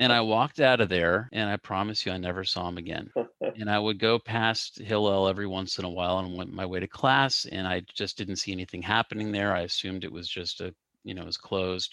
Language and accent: English; Cincinnati, Ohio, United States; I grew up in Cincinnati